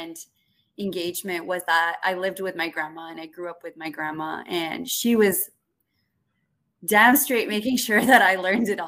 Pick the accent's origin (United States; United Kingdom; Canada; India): Canada; Toronto, Ontario; I grew up in Scarborough